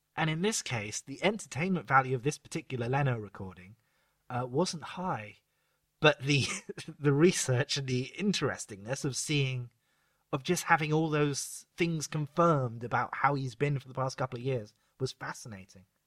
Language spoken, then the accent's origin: English; United Kingdom; we're all British and restrained